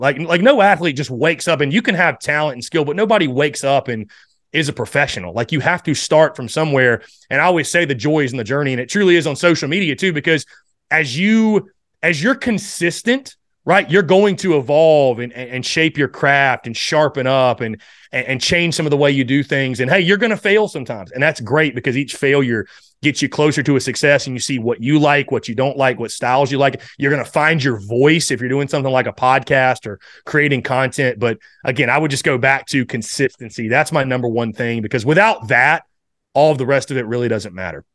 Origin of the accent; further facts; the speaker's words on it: North Augusta, South Carolina, United States; moved away; originally from the state of South Carolina, obviously Nor-, North Augusta, South Carolina